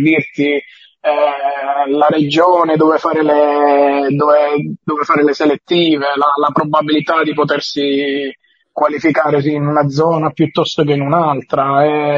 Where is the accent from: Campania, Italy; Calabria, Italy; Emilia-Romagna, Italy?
Calabria, Italy; sono calabrese